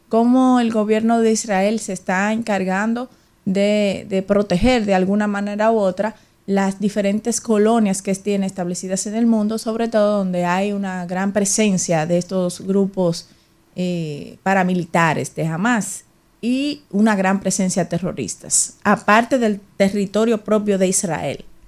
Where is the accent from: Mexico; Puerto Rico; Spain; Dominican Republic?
Dominican Republic; nosotros como dominicanos y dominicanas